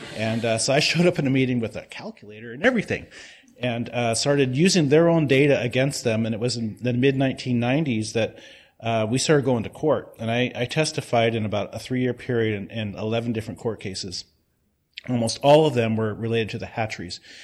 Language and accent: English; Yakama Reservation, Washington, United States; also born or lived in Columbia River; now in Portland, United States; I, um, was born and raised on the Yakima Reservation, uh, but I spent most of my time on the Columbia River